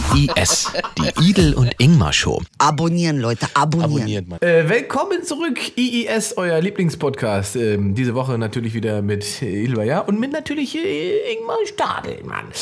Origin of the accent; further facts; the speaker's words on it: Salzwedel, Saxony-Anhalt, Germany; da, wo ich herkomme, Salzwedel, Sachsen-Anhalt